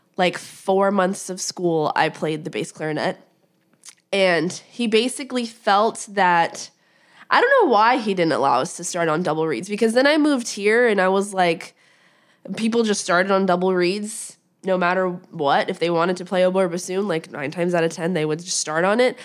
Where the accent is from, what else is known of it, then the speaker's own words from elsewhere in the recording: Las Vegas, Nevada, United States; moved away; I grew up in Las Vegas